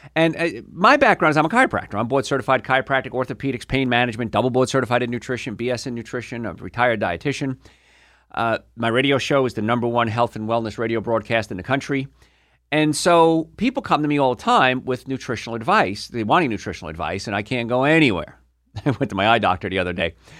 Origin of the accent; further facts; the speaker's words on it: Hoboken, New Jersey, United States; I grew up in Hoboken, New Jersey